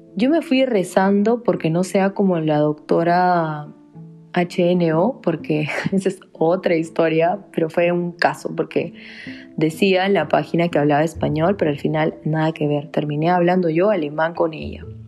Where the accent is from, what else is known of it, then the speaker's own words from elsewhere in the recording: Peru; moved away; yo le digo, de Perú